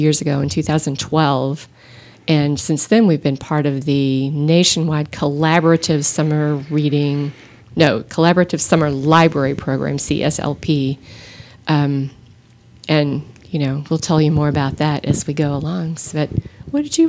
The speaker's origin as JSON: {"language": "English", "town": "Austin", "region": "Texas", "country": "United States", "tie": "born or raised there", "said": "I grew up in Austin"}